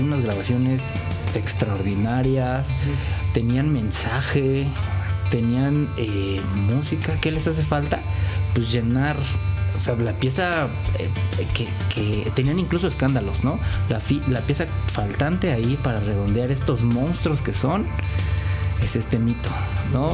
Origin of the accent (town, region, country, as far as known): Mexico